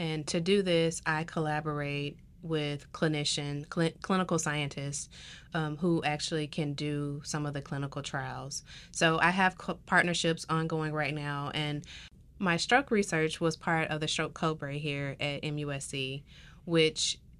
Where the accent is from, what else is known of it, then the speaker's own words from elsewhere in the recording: the South, United States; because I'm from the South. I love the food. I grew up with it.